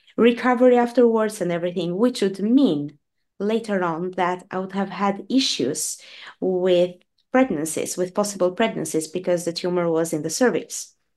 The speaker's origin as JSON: {"language": "English", "country": "Albania", "tie": "born or raised there", "moved": "yes", "lives_now": "Norway", "said": "I was born in Albania and I moved to, to Norway many years ago"}